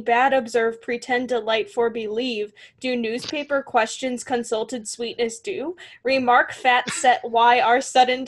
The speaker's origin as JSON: {"language": "English", "area": "Chicagoland area", "region": "Illinois", "country": "United States", "said": "we're from the Chicagoland"}